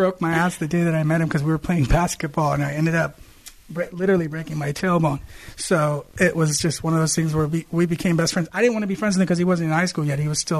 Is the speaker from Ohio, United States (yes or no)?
yes; Columbus, Ohio, United States; moved away; also born or lived in Lebanon (parents) / Glendora, California; I was born in 77. So I grew up in Ohio.